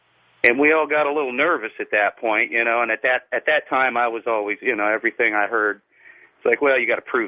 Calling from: Southern Illinois, United States; I'm calling from Southern Illinois.

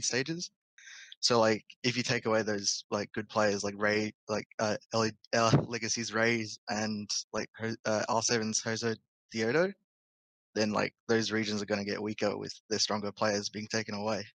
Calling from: Perth, Western Australia, Australia; calling from Perth, Australia

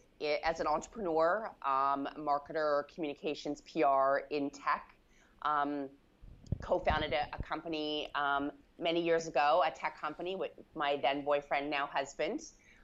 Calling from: Vancouver, British Columbia, Canada

